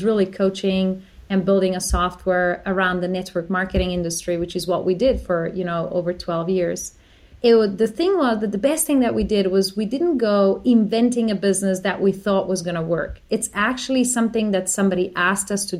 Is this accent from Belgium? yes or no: no; Slovenia; now in Australia; I'm from Slovenia